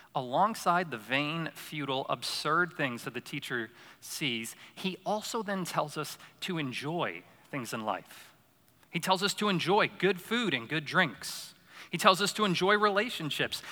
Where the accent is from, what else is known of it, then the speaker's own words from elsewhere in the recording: Syracuse, New York, United States; moved away; So I grew up in Syracuse, New York, upstate New York